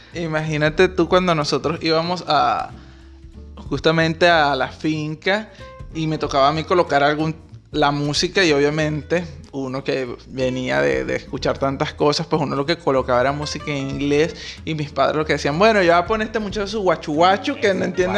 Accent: Maturín, Monagas, Venezuela; nosotros somos de Maturín ambos

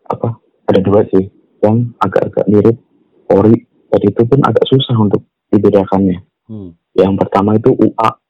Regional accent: West Java, Indonesia; sama gue orang Sunda gue zaman

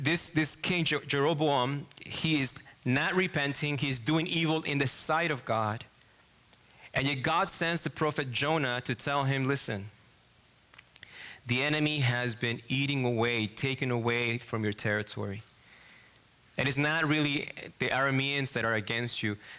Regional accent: Argentina; English is a second language; moved away as an adult; now in Michigan, United States; I'm from Argentina

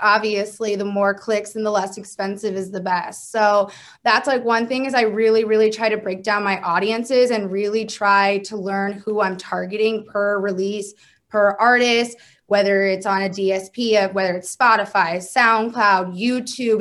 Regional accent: Maryland, United States; moved away as an adult; now in Oklahoma City, United States; I'm from the East Coast. I'm from Maryland

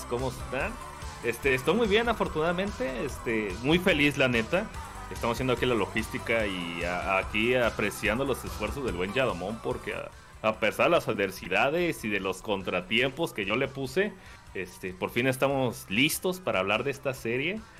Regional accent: Querétaro, Mexico; No, qué chingados, soy de Querétaro, el Japón Mexa.

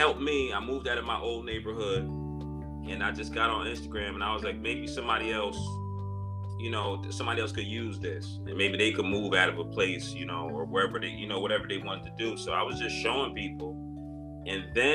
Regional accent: Paterson, New Jersey, United States; moved away; also born or lived in Virginia; I met a wife in my hometown of Paterson, New Jersey

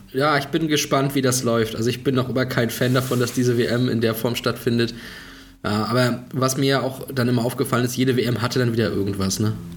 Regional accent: Germany; bei uns in Deutschland

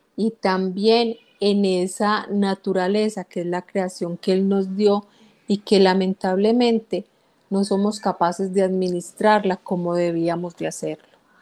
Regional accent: Guatapé, Antioquia, Colombia; Guatapé, que es mi pueblo natal

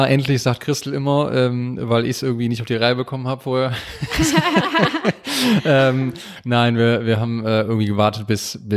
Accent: Aachen, North Rhine-Westphalia, Germany; Aus Aachen.

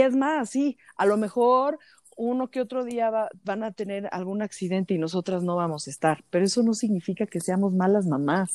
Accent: Mexico; como mujeres y más como mujeres mexicanas

